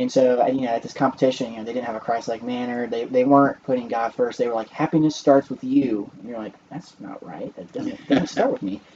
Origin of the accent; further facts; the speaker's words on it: St. Louis, Missouri, United States; moved away as an adult; my hometown is in St. Louis